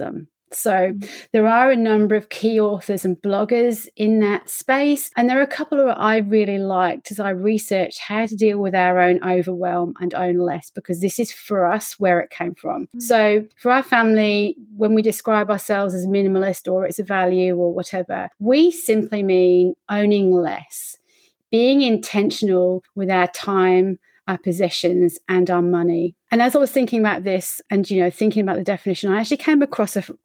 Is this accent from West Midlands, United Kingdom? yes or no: yes; Coventry, West Midlands, United Kingdom; moved away as an adult; also born or lived in Norwich, United Kingdom; now in Melbourne, Australia; I'm from Coventry in the UK.